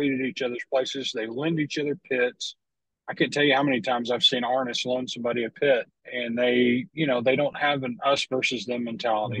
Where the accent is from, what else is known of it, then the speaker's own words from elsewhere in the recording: Lubbock, Texas, United States; I grew up in Lubbock, uh, up in West Texas, Panhandle. Lived there for 22 years